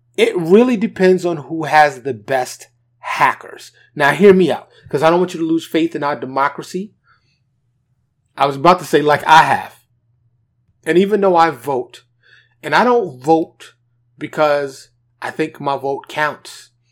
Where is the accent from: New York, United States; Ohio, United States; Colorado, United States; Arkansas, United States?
New York, United States; being a black man, born and raised in New York, in abject poverty